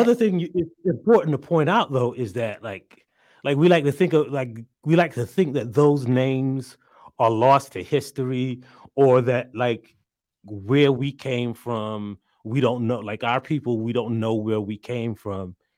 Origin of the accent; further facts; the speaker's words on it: South Carolina, United States; I'm from South Carolina